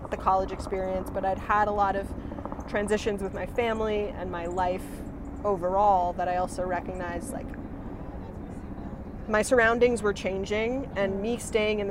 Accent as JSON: {"language": "English", "region": "New England", "country": "United States", "moved": "as an adult", "lives_now": "New York, United States", "said": "I'm from New England"}